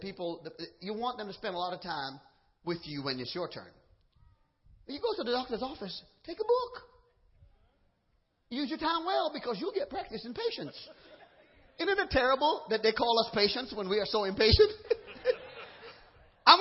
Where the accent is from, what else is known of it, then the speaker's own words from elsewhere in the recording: Trinidad & Tobago; now in Georgia, United States; I'm from Trinidad